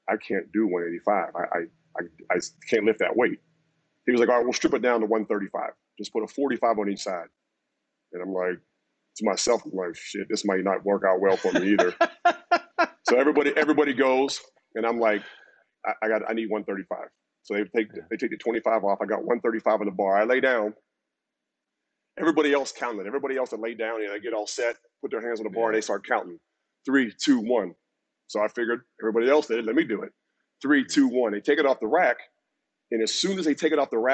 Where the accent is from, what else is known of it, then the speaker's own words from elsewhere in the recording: Pittsburgh, Pennsylvania, United States; moved away as an adult; also born or lived in Miami; I grew up in Pittsburgh